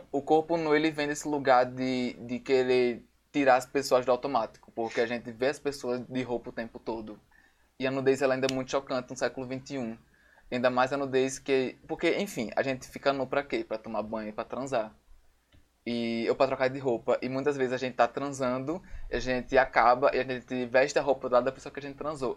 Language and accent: Portuguese; Natal, Rio Grande do Norte, Brazil; sou daqui de Natal